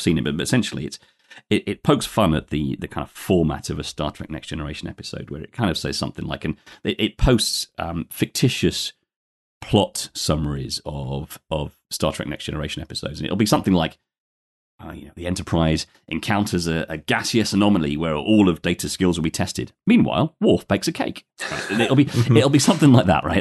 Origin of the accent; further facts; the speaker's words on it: London, United Kingdom; born and, born and raised in London, but I'm just recording from outside there today, about a hundred miles west of there in the, uh, historic Roman spa town of Bath.